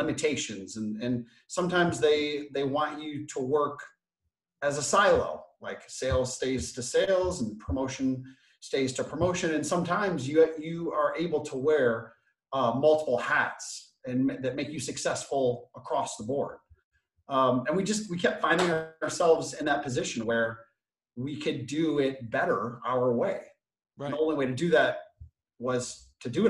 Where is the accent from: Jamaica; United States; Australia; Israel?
United States; Flint, Michigan; now in Los Angeles, United States; I grew up on the free lunch program. I was born in Flint, Michigan.